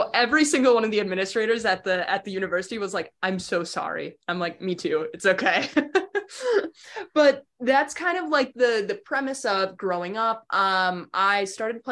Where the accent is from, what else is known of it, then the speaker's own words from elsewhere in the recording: Wausau, Wisconsin, United States; I grew up in Wausau, was born and raised there, and that's central Wisconsin